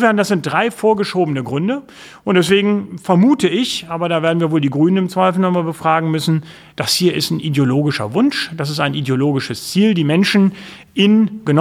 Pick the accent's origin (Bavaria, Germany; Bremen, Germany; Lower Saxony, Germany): Lower Saxony, Germany; bin ich, glaube ich, sehr unbayerisch als fast Norddeutscher. Äh, insofern, äh, ich glaube, ich bin ein typischer Niedersachse.